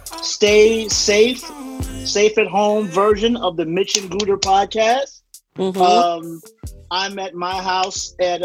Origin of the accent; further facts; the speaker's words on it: New York, United States; also born or lived in Los Angeles; I'm from New York.